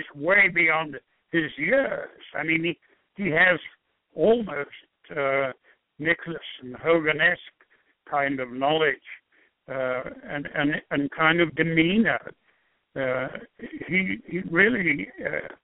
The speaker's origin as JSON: {"language": "English", "region": "England", "country": "United Kingdom", "tie": "born or raised there", "moved": "as an adult", "lives_now": "United States", "said": "an English-born person who thoroughly enjoyed 37 years of living here"}